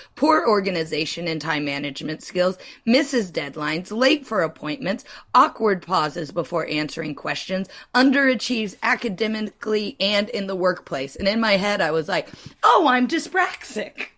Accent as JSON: {"language": "English", "country": "United States", "said": "I'm American"}